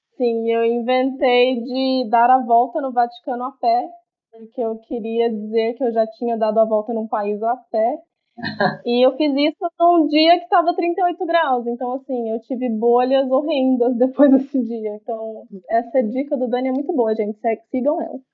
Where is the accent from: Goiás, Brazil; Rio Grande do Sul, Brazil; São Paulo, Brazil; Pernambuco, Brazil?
Goiás, Brazil; Goiânia; eu sou de Goiânia